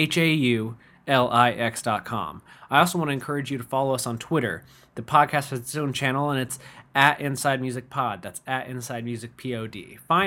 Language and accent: English; Constantine, Michigan, United States; also born or lived in Ohio / Big Rapids, Michigan; I'm from Ohio originally, but I grew up in Constantine